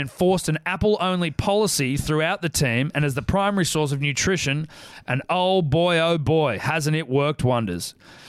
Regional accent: Stanthorpe, Queensland, Australia; born and bred in Stanthorpe, coldest town in Queensland

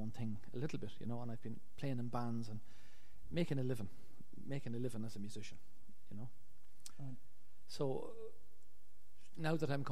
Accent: Ireland; born or raised there

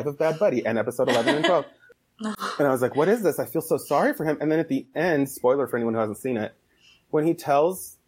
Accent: Idaho, United States; I'm from Idaho.

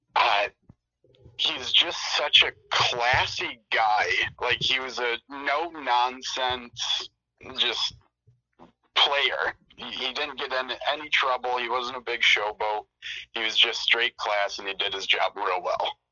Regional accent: Flint, Michigan, United States; I'm from Mid Michigan, so um, the big city around me is Flint

